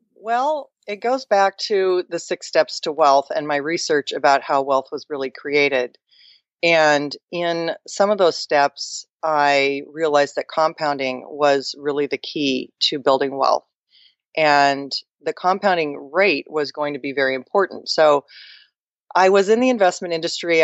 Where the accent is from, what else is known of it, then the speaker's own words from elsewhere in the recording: Mercer Island, Washington, United States; where I grew up in Seattle, I grew up on an island called Mercer Island